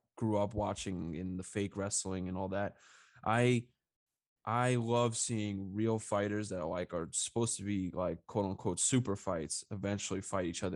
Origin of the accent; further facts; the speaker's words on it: New York, United States; also born or lived in Harlem, New York; I grew up in New York. You know, I I lived in Long Island, and I lived out in Harlem, and now I'm back in Long Island